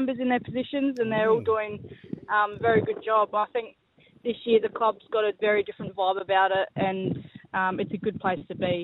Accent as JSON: {"language": "English", "town": "Hamley Bridge", "region": "South Australia", "country": "Australia", "tie": "born or raised there", "said": "I grew up playing football with the boys at Hamley Bridge"}